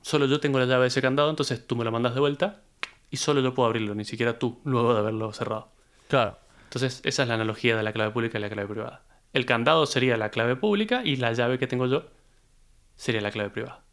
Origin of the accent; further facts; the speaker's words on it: Argentina; moved away; cuando yo me fui de Argentina